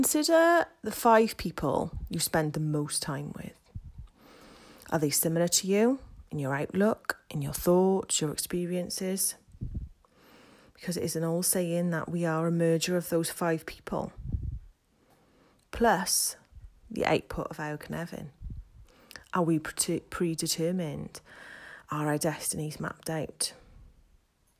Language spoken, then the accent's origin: English; Wales, United Kingdom; I am from Wales